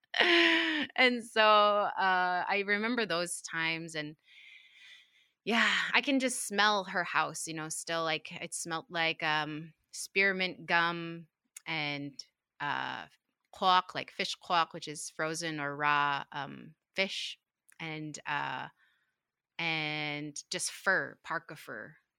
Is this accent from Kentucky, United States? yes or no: no; Utqiagvik, Alaska, United States; I grew up in Utkali, um, which is a community of, what, four thousand five hundred people about